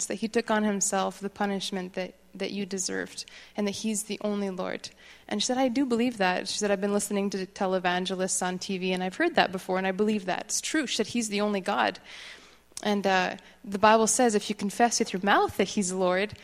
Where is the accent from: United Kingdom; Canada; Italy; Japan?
Canada; Quebec; moved away; I grew up in Quebec